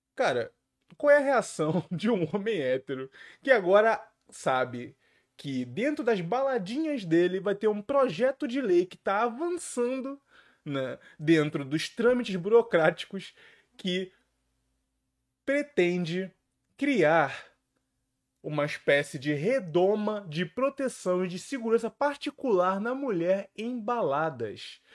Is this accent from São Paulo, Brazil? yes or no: no; Rio de Janeiro, Brazil; aqui no Rio de Janeiro. Olha aqui minha terra natal sendo bem representada.